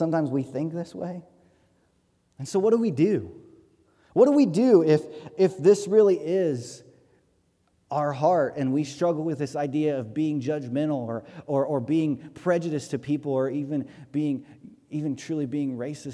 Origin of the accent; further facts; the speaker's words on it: Hartford City, Indiana, United States; growing up in Hartford City